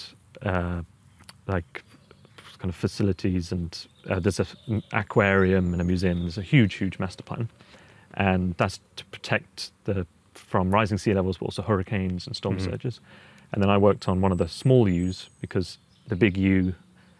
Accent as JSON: {"language": "English", "town": "Boston", "region": "East Midlands", "country": "United Kingdom", "tie": "born or raised there", "also_born_or_lived": "Cambridge / New York", "said": "I was born in Boston, Lincolnshire, the original one"}